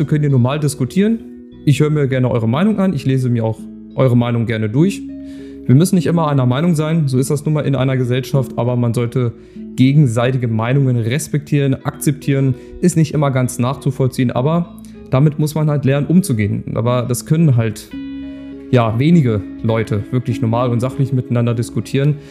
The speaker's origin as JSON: {"language": "German", "region": "Lower Saxony", "country": "Germany", "said": "Bei uns in Niedersachsen"}